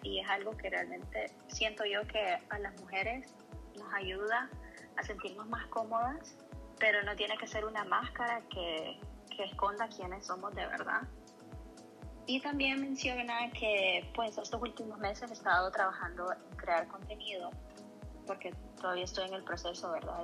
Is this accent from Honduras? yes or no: yes; Tegucigalpa, Francisco Morazán, Honduras; moved away as an adult; now in Los Angeles, United States; Tengo casi 32 años y nací en Tegucigalpa